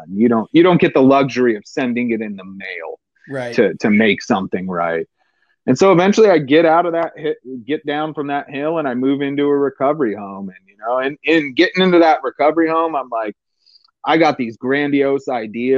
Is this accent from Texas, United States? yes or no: no; San Diego, California, United States; I'm a redneck from East County, San Diego.